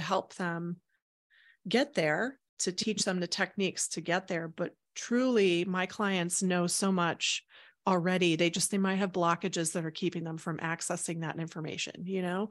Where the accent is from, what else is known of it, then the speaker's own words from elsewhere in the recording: Houston, Texas, United States; moved away as an adult; also born or lived in Chicago, Illinois; I grew up in Houston, Texas